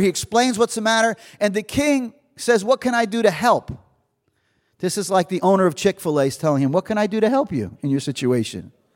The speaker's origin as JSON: {"language": "English", "region": "New Jersey", "country": "United States", "said": "I'm from Jersey"}